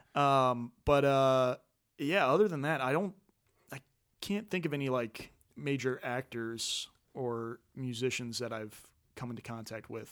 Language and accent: English; Franklin, Ohio, United States; moved away as an adult; from the Dayton area originally. Uh, actually, Franklin is kinda my hometown